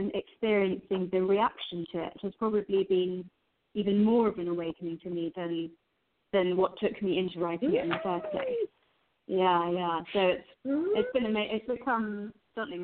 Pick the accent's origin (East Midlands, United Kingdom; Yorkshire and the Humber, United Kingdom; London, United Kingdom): London, United Kingdom; I grew up in London in the UK with first-generation immigrant Indian parents